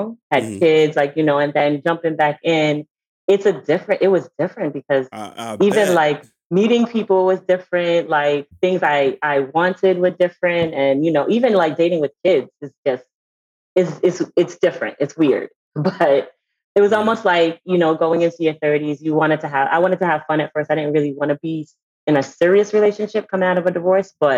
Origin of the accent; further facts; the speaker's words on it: New York City, New York, United States; moved away as an adult; now in Washington, DC, United States; Native New Yorker, born and raised in the Bronx, Caribbean family. Now I live in DC